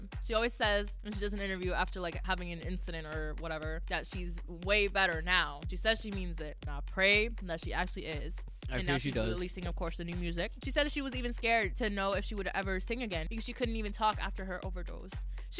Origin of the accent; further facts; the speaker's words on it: United States; Please don't hate us just because we're American.